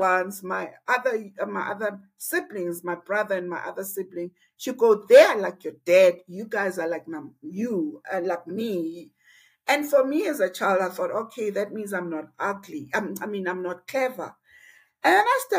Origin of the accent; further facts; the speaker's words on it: Alice, Eastern Cape, South Africa; I was born in a little town called Ellis.